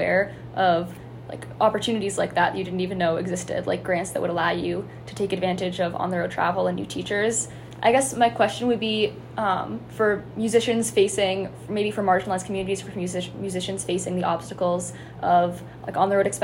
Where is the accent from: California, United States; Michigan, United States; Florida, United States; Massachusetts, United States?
Massachusetts, United States; Weston; we come from Weston, which is a pretty non-diverse town